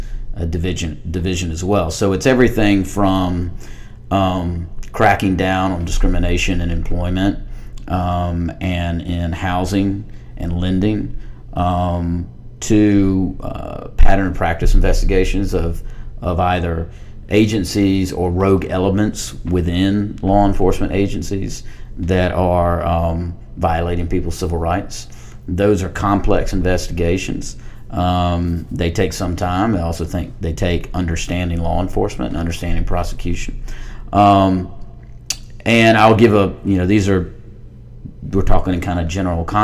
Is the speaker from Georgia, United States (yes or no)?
yes; Harris County, Georgia, United States; I'm from small town, Georgia. I'm from Harris County, Georgia